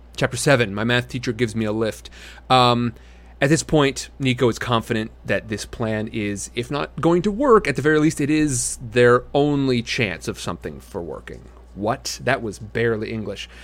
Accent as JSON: {"language": "English", "region": "Midwest", "country": "United States", "tie": "born or raised there", "said": "I grew up in the Midwest."}